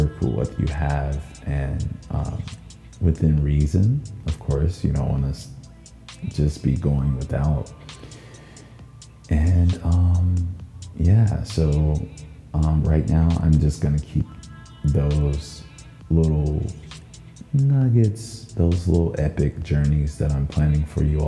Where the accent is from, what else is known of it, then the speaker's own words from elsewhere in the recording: the South, United States; now in Minnesota, United States; me speaking as a Southerner